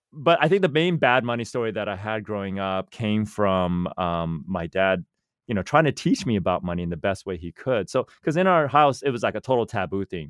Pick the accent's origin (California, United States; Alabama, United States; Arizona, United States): California, United States; Silicon Valley; born and raised in Silicon Valley